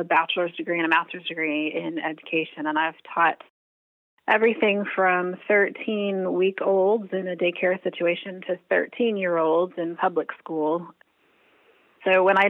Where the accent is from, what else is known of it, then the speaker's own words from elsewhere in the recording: Ohio, United States; also born or lived in Muncie, Indiana / Lima, Ohio / Columbus, Ohio / Dayton, Ohio; I'm a Midwest girl, so we moved to Ohio when I was wee little, and I've been here ever since.